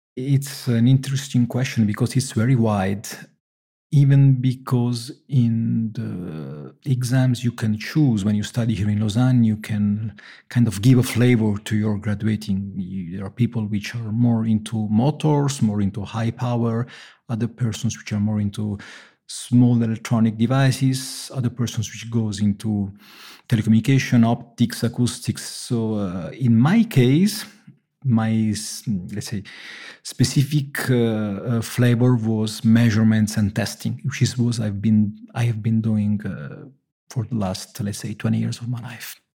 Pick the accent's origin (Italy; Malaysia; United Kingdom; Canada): Italy; Naples, Campania; moved away; I come from Naples